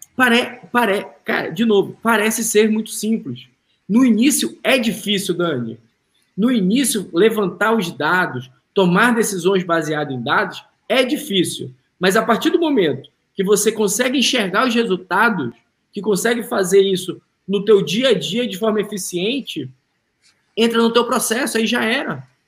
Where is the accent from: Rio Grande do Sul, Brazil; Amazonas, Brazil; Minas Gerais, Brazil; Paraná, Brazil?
Amazonas, Brazil; Manaus; moved away as an adult; now in United States; sou de Manaus.